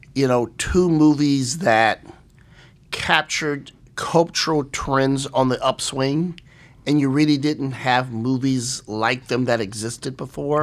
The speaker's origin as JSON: {"language": "English", "town": "East St. Louis", "region": "Illinois", "country": "United States", "tie": "born or raised there", "said": "growing up in East Saint Louis, Illinois"}